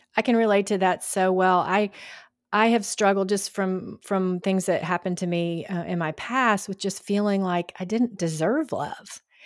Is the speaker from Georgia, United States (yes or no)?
yes; Georgia, United States; now in Texas, United States; I was raised in Georgia and grew up going to the Friday Night Lights